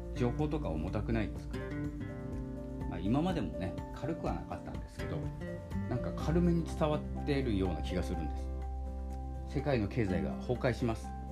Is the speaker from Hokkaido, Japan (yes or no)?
yes; Hokkaido, Japan; 私も北海道なんですけれども